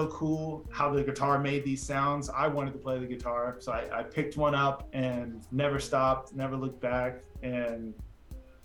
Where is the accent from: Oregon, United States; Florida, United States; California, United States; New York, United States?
Oregon, United States; Portland; I grew up in Portland